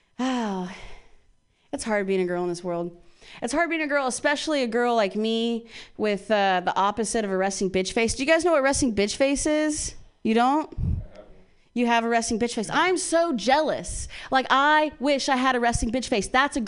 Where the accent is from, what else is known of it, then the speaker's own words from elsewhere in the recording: Midwest, United States; Yeah, I grew up in the Midwest and I have two moms.